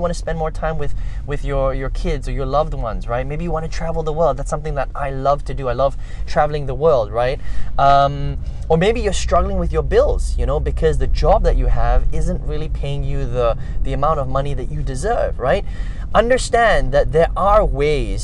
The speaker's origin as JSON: {"language": "English", "country": "Malaysia", "tie": "born or raised there", "also_born_or_lived": "Indonesia / overseas", "said": "I was born in Indonesia, but basically raised in Malaysia, spent a lot of time overseas, came back home here to live."}